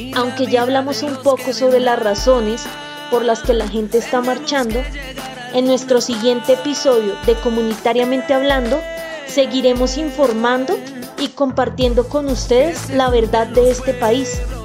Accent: Colombia; merecemos como colombianos

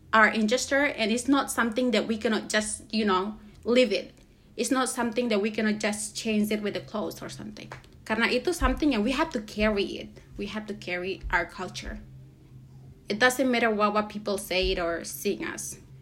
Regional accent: Papua, Indonesia; moved away as an adult; now in United States; Wilayah adat saya, saya dari suku uh, Lapago, suku Lani, Lapago

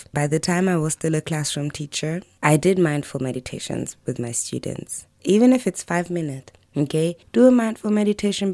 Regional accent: Germany; I grew up in Germany

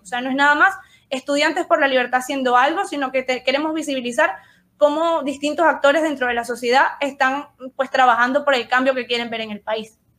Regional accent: Venezuela; nosotros como, como venezolanos

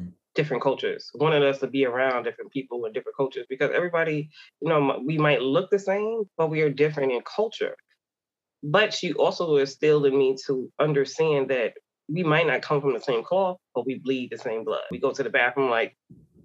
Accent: New York City, New York, United States; now in Myrtle Beach, United States; I grew up in Queens, New York with my mom, being a single mom, and my older sister.

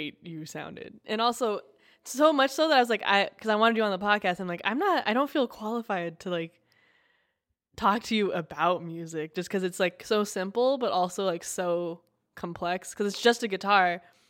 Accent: Southern California, United States; I feel like I'm very from Southern California, just because I've always lived here

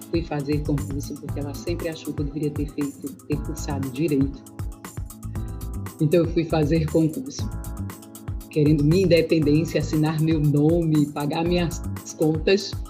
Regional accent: Recife, Pernambuco, Brazil; moved away as an adult; now in Paraíba, Brazil; eu sou, nasci em Recife, Pernambuco. Eu sou pernambucana.

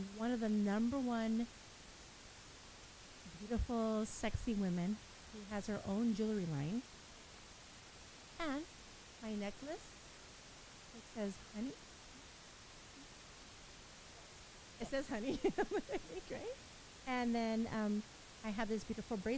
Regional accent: Baldwin Park, California, United States; I grew up in Baldwin Park, now Monty

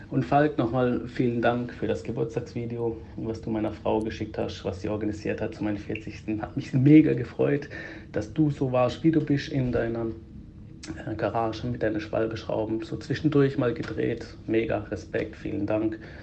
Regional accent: Greece; Ich bin ja selber Grieche

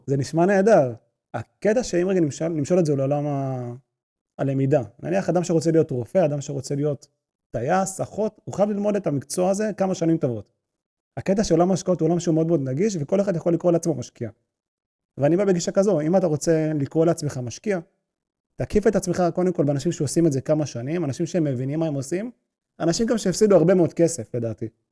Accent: Israel

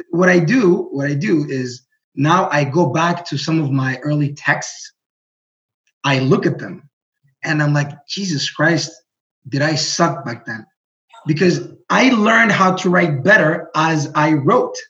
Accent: Burundi; first language Greek; English is a second language; moved away; also born or lived in Greece; we moved to Burundi

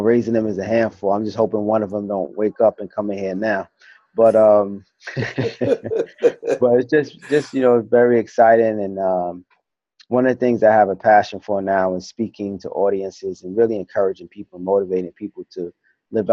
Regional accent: New York City, New York, United States; now in Texas, United States; I grew up in East New York, Brooklyn

